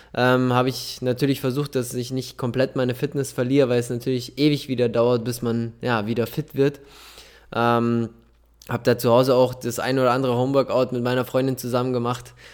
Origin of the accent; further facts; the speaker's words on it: Munich, Bavaria, Germany; da ich aber gebürtiger Münchner bin